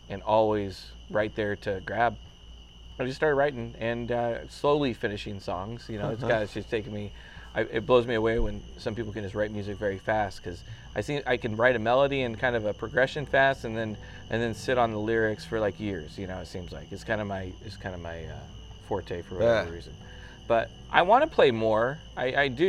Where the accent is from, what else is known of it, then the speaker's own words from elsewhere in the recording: Central Illinois, United States; moved away as an adult; now in Evansville, United States; I'm from Central Illinois. It's where I was born and raised